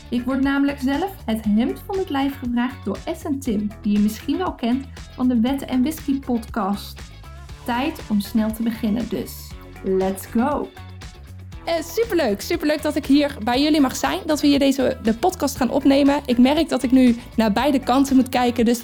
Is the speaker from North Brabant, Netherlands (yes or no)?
yes; North Brabant, Netherlands; ik kom uit Brabant. Dat kundigen vast niet horen. Nee, want ik spreek helemaal geen Brabants.